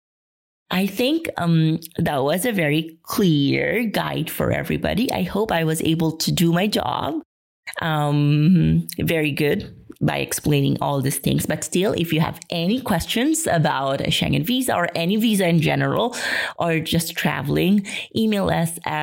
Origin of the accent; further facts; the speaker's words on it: Philippines; moved away; I will be coming home to the Philippines.